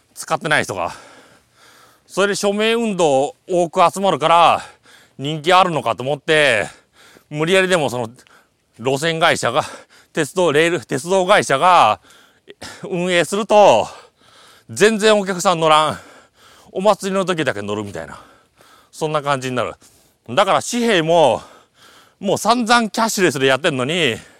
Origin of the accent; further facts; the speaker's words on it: area visible from Mount Kichijō, Aichi, Japan; 田んぼとか見える私の地元も見えるいいところ